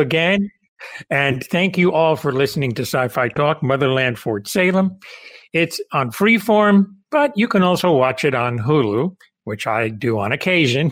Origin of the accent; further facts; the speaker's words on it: Cuba; moved away; I'm Cuban. I was born in the Caribbean